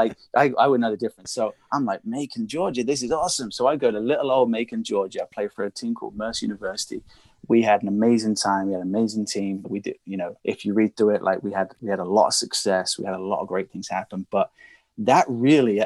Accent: Reading, South East England, United Kingdom; moved away; I'm originally from England

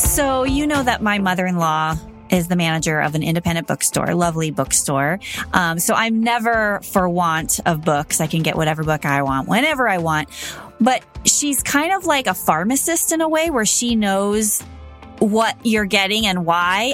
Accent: Los Angeles, California, United States; I grew up in the Valley in Los Angeles

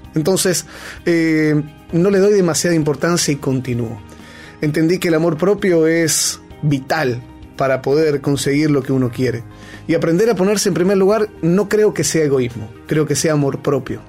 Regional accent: Argentina; moved away; also born or lived in Peru; soy argentino hasta el cuello

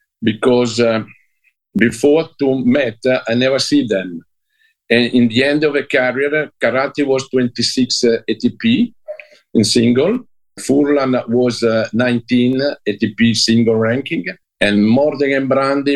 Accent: Como, Lombardy, Italy; English is a second language; I'm come from Como.

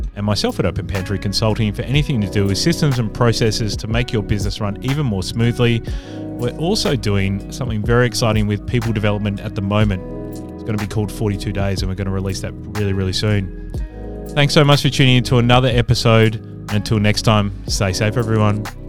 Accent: Adelaide, South Australia, Australia; moved away; I'm from Adelaide originally

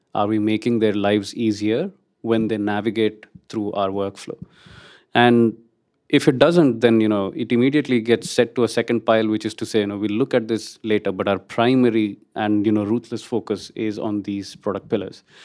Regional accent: India; moved away; I'm Indian

